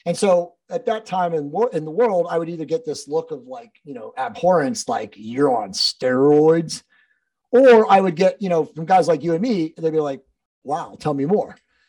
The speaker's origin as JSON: {"language": "English", "region": "East Coast", "country": "United States", "said": "I was from the East Coast originally and moved out to the West Coast to get into Hollywood and be an actor"}